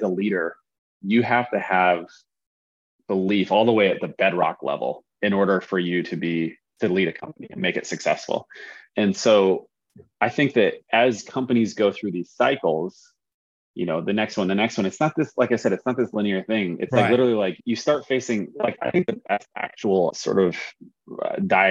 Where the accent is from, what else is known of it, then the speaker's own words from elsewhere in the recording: Oregon, United States; we're from Oregon.